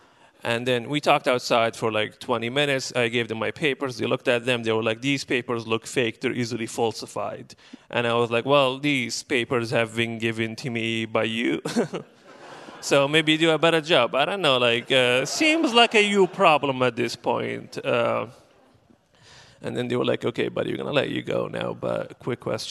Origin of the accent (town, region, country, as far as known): Benghazi, Cyrenaica, Libya; moved away as an adult; now in Portland, United States